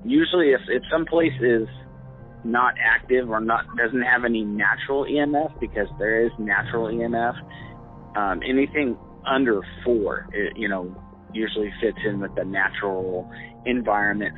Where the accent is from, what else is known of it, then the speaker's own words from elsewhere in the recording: Southern California, United States; I grew up in Southern California